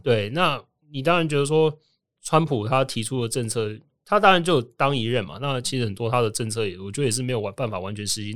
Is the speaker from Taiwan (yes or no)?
yes; Taiwan; moved away as an adult; also born or lived in United States; 跟我回来台湾之后的经验